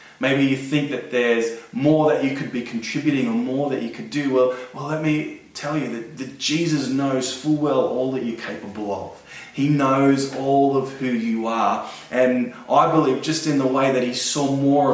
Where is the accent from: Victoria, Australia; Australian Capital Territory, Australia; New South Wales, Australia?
New South Wales, Australia; Blacktown; I'm from Blacktown.